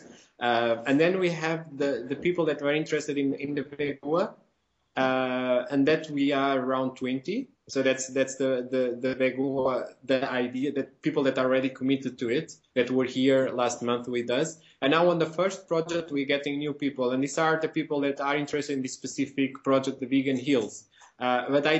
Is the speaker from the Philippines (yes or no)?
no; Portugal; I'm from Portugal as well